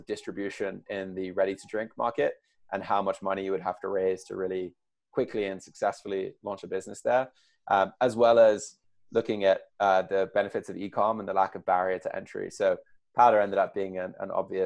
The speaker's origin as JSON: {"language": "English", "country": "United Kingdom", "tie": "born or raised there", "accent": "English", "moved": "yes", "lives_now": "United States", "said": "So I was born over here in the States, but did all my growing up over there. Got the accent"}